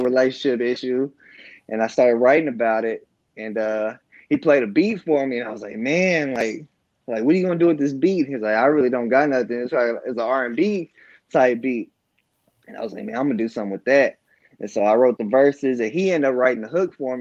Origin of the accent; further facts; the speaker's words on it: Marlin, Texas, United States; I'm from Marlin, Texas, born and raised. I've lived here my whole life